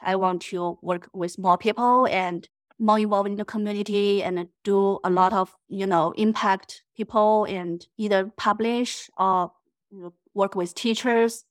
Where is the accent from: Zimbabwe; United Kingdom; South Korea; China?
China; moved away as an adult; now in United States; I'm originally from China